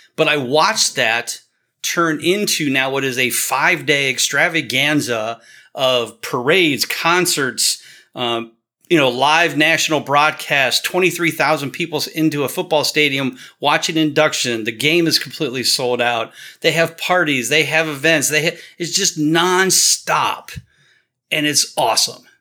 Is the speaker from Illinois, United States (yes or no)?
no; Canton, Ohio, United States; born and raised in Canton and I grew up as a child